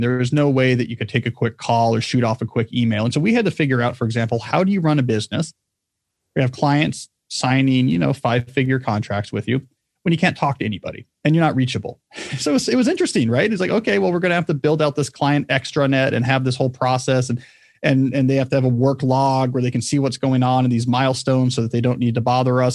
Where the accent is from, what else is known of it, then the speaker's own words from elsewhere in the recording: New Jersey, United States; also born or lived in Texas; I was a Texan for the first seven years of my life. And then we moved to the state of New Jersey, where I grew up in a, grew up in a small town.